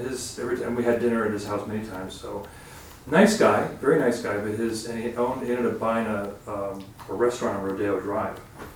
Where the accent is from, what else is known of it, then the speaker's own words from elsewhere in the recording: Los Angeles, California, United States; I grew up in Los Angeles